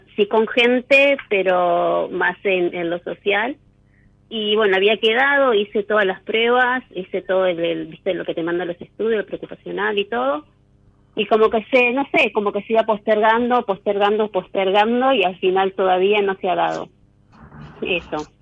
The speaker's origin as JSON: {"language": "Spanish", "region": "Buenos Aires Province", "country": "Argentina", "said": "De acá de Buenos Aires, de zona norte"}